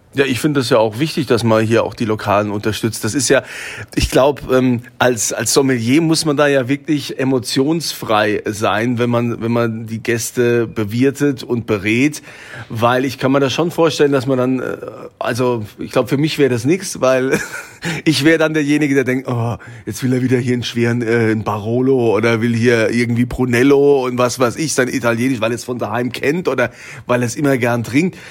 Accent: Germany; bei uns in Deutschland

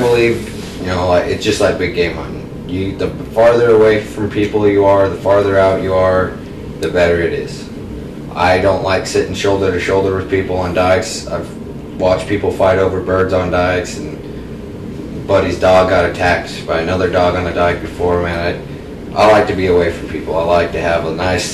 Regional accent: Utah, United States; I'm from Utah, born and raised.

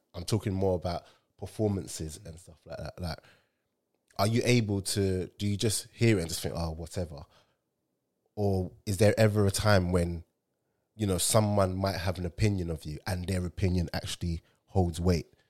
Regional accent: Nigeria; me as a Nigerian

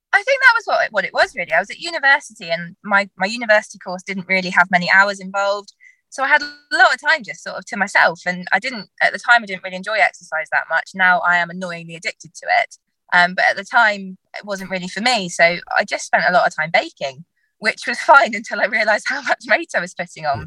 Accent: Dartmoor, South West England, United Kingdom; I grew up on Dartmoor.

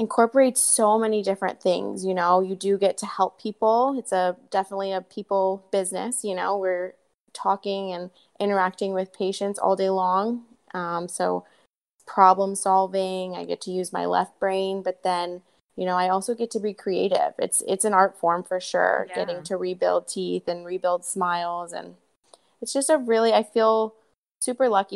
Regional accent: Columbus, Ohio, United States; moved away as an adult; also born or lived in North Carolina; now in Santa Monica, United States; I grew up in Columbus, Ohio.

